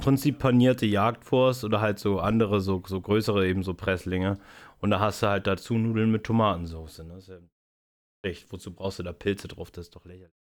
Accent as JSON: {"language": "German", "area": "Spreewald", "region": "Brandenburg", "country": "Germany", "tie": "born or raised there", "said": "ich aus dem Spreewald komme."}